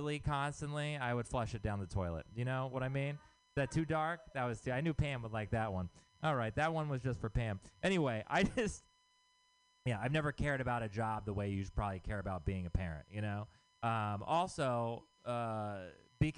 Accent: Texas, United States; moved away; I'm from Texas.

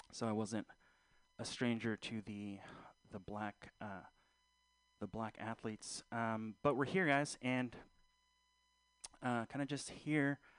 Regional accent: Philippines; I'm not Fili- I'm not black. I again I'm Filipino. Uh, so guys, uh, rock those lumpia pants.

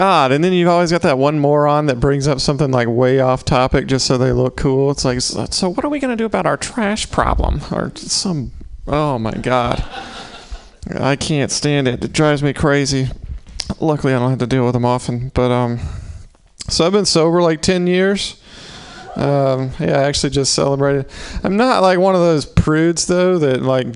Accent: the South, United States; moved away; I'm from the South

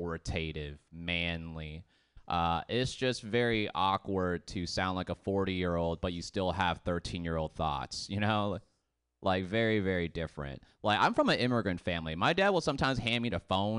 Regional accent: Boston, Massachusetts, United States; moved away; I grew up in Boston

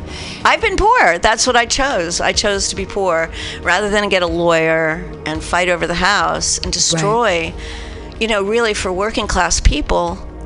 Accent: New Jersey, United States; I'm from New Jersey.

